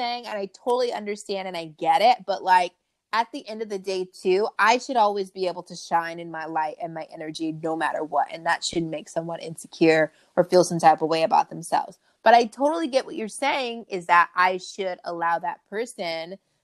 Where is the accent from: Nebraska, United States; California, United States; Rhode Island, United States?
California, United States; Long Beach; I grew up in Long Beach. I grew up kind of in the hood